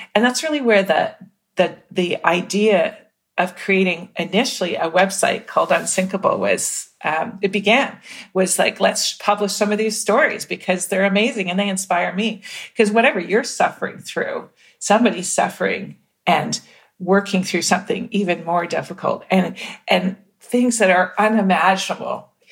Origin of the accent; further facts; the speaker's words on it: Mississauga, Ontario, Canada; growing up in Mississauga, Ontario